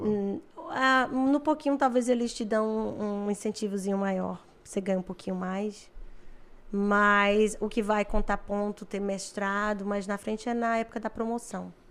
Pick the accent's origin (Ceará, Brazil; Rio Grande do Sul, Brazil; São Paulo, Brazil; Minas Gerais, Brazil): Ceará, Brazil; Fortaleza; moved away as an adult; also born or lived in Collingwood, Canada; now in Canada; eu venho de Fortaleza, lazer lá, dançar forrozinho todo fim de semana e tomar banho de praia no domingo